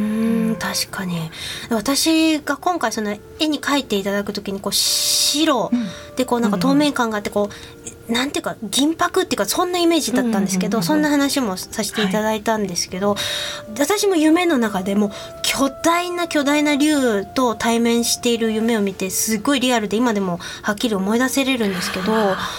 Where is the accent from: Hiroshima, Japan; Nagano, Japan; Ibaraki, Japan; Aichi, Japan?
Hiroshima, Japan; Kitahiroshima; 私が生まれ育った広島の中でも北広島町の大自然